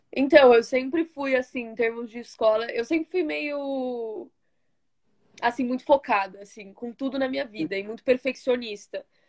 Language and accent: Portuguese; Osasco, São Paulo, Brazil; now in United States; eu sou de São Paulo, nasci em São Paulo. Eu mo é, morava, né, no caso, em Osasco. Sempre morei bem na divisa de São Paulo-Osasco